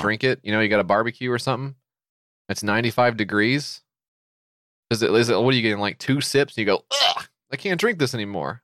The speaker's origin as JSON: {"language": "English", "country": "United States", "said": "as an American"}